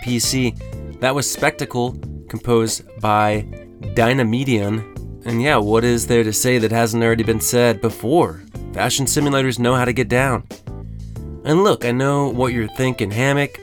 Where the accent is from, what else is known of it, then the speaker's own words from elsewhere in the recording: Texas, United States; Growing up in Texas